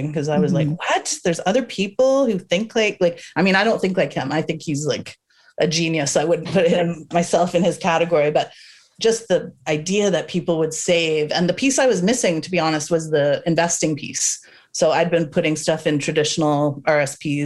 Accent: Toronto, Ontario, Canada; now in Vancouver, Canada; I was born and raised in North York. So that's a suburb of Toronto

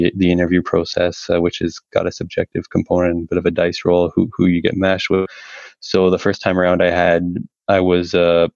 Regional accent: Toronto, Ontario, Canada; moved away as an adult; now in Alberta, Canada; I'm originally from the Toronto area. Had something of a blue-collar upbringing

